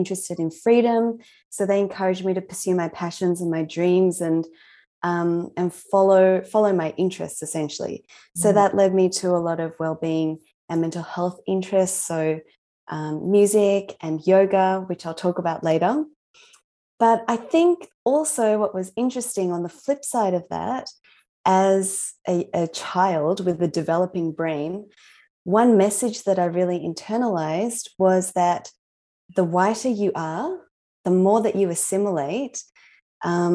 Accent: Australia; also born or lived in Japan; I was born in Japan, and I moved to Australia when I was 4 years old with my parents

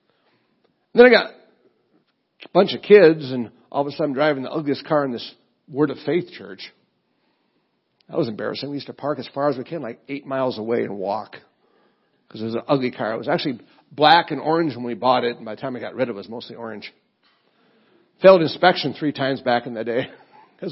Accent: Rochester, Minnesota, United States; moved away; also born or lived in Illinois; I'm from Rochester, Minnesota, the home of the Mayo Clinic or the sick people. My dad's a teacher, so we were kind of poor

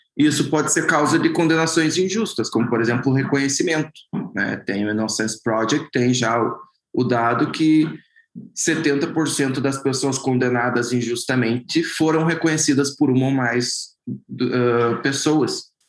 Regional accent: Brazil

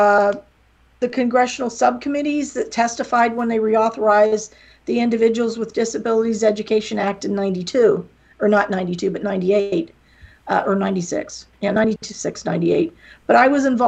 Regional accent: near Pittsburgh, West Virginia, United States; accent: little southern accent; moved away as an adult; now in Florida, United States; I'm from West Virginia. I barely speak English

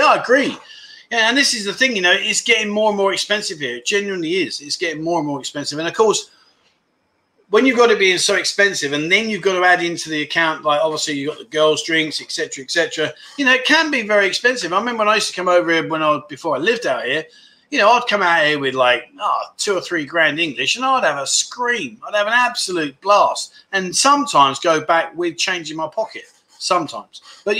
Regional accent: Melbourne, Victoria, Australia; Where are we? I'm from Melbourne, the nanny state.

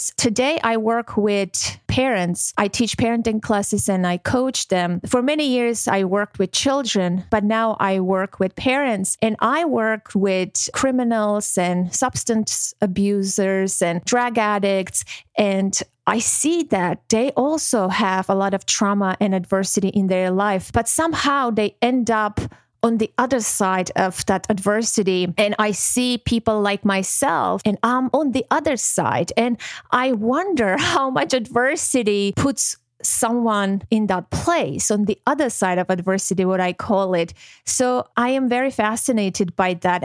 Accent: Armenia; born or raised there; moved away; also born or lived in Georgia / Moscow, Russia

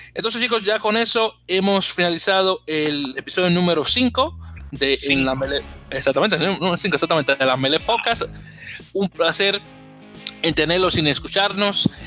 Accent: New York, United States; Yo como neoyorquino

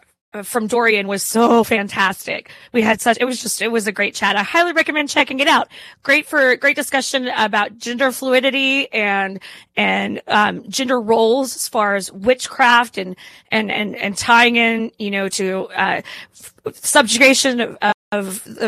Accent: Hot Springs, Arkansas, United States; now in Little Rock, United States; I am from Hot Springs, Arkansas, and I live in Little Rock now.

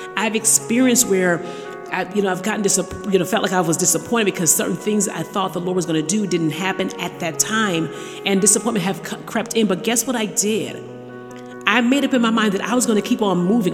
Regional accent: Jamaica; moved away; the island of Jamaica. Yes, my hometown.

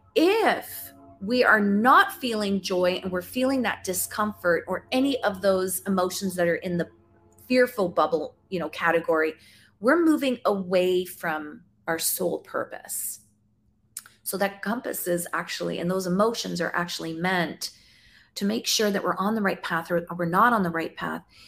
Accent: Canada; I'm from Canada. I'm in Ontario.

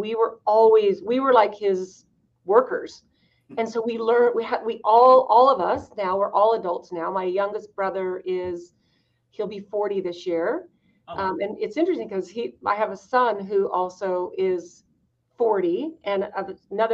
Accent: Idaho, United States; I grew up in Idaho

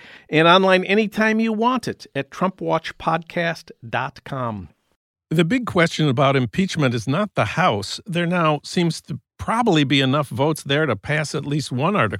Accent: St. Paul, Minnesota, United States; my hometown of St. Paul.

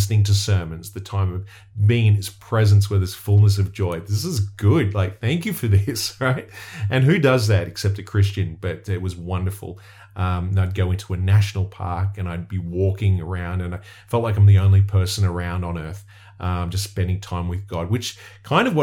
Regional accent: Australia; I'm from somewhere where there's really dangerous creatures that could kill you

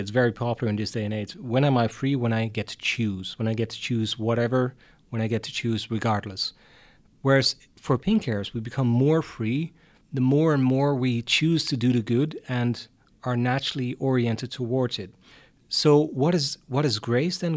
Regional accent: Hardenberg, Overijssel, Netherlands; also born or lived in Utrecht, Netherlands / Tilburg, Netherlands; I wasn't born in Utrecht, but in Hardenberg, which is a very small town at the German border

